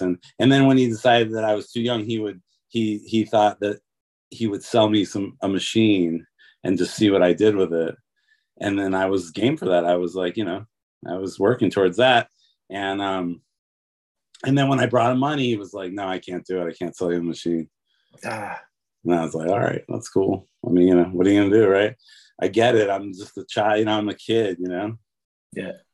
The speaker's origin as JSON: {"language": "English", "town": "Detroit", "region": "Michigan", "country": "United States", "also_born_or_lived": "California / Los Angeles", "moved": "yes", "lives_now": "Nashville, United States", "said": "I'm from Detroit, but my dad lived in Los Angeles"}